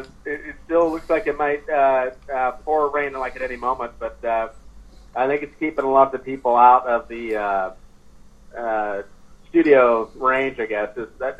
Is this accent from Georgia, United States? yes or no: no; Oregon, United States; I was from Oregon